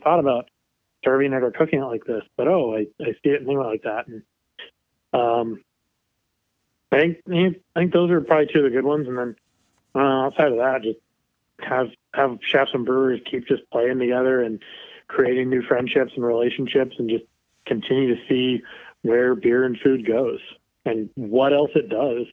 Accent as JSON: {"language": "English", "town": "Kansas City", "country": "United States", "tie": "born or raised there", "said": "I grew up in Kansas City"}